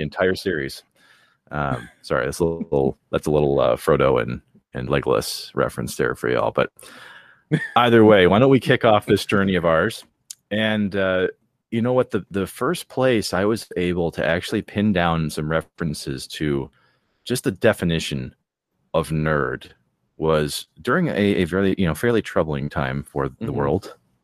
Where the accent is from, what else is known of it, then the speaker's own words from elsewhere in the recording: Wisconsin, United States; Wisconsinites love making fun of Wisconsinites